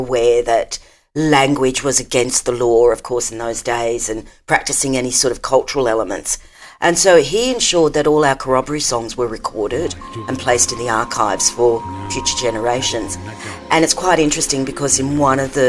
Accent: Lismore, New South Wales, Australia; I grew up in Lismore

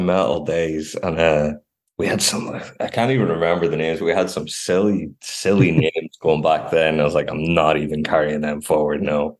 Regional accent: Glasgow, Scotland, United Kingdom; I don't really like going back to Scotland, and I'm from Glasgow originally

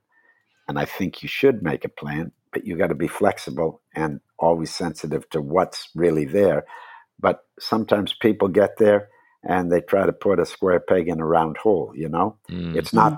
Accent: Wisconsin, United States; moved away; I grew up in Wisconsin.

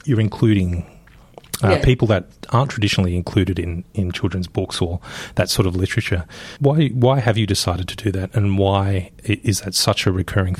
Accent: Sydney, New South Wales, Australia; I used to live just off Bondi Road as a kid.

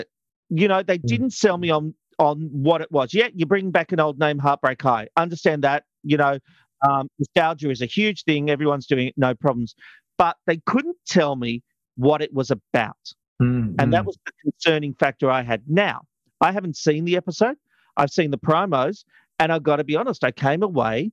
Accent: Campbelltown, New South Wales, Australia; Western Suburbs Sydney, a place that I grew up in. Yeah. I grew up in Housing Commission in Campbelltown

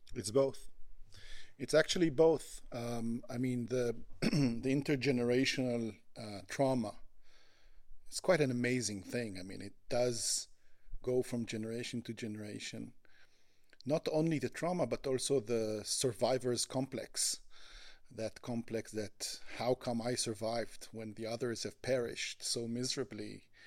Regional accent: Israel; I was born in Israel. I was raised in Israel.

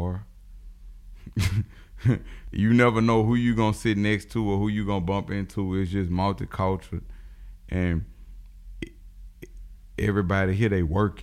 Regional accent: United States; where are you from? And I was like, America.

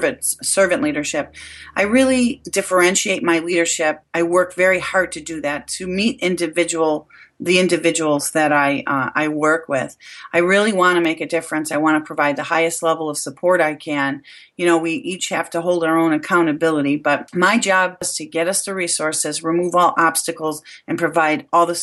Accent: Buffalo, New York, United States; now in Rochester, United States; I moved here to Rochester from Buffalo, New York

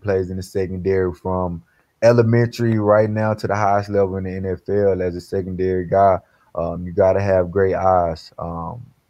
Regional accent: Dallas, Texas, United States; now in Philadelphia, United States; me being from the South, born and raised in Dallas, Texas

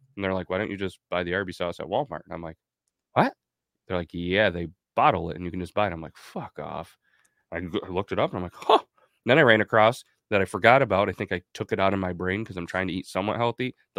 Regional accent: Scotland, United Kingdom; Well, good thing I'm Scottish.

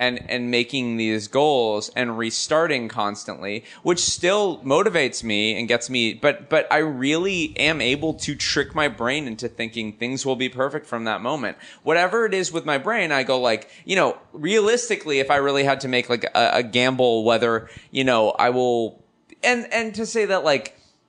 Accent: Los Angeles, California, United States; I'm a Valley kid

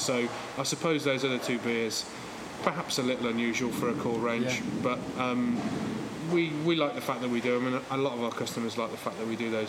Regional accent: Northamptonshire, East Midlands, United Kingdom; now in Manchester, United Kingdom; where we grew up in Northamptonshire.

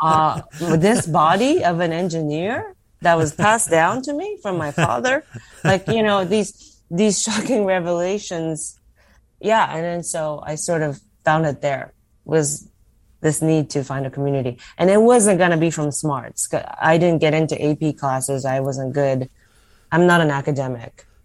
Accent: United States; as an American

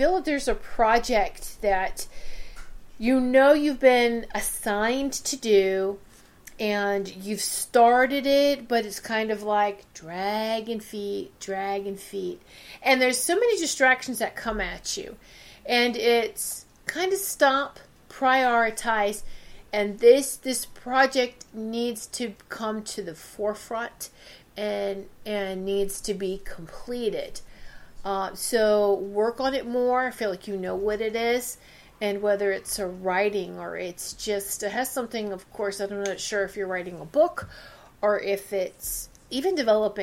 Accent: Virginia, United States; And I'm from Virginia.

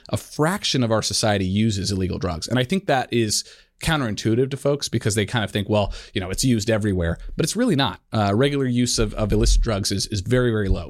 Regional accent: Colorado, United States; the years growing up in, in Colorado

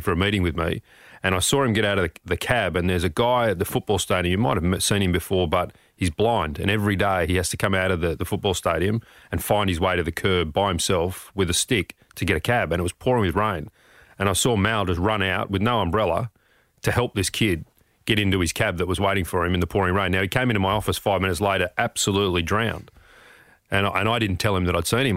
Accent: Sydney, New South Wales, Australia; also born or lived in Blakehurst / Connells Point / Oatley; grew up in the eastern suburbs, uh, moved south as I got older with my family

